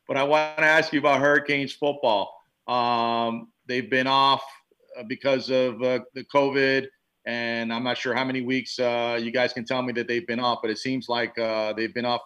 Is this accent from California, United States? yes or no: no; New York City, New York, United States; having been born in the city